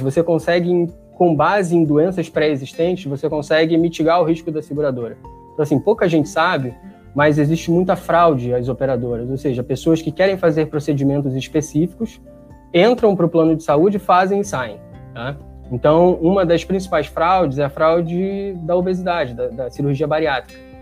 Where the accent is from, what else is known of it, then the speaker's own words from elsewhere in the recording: Rio de Janeiro, Brazil; vim de Padre Miguel, assim, meus pais não têm ensino fundamental completo, é gente muito, muito simples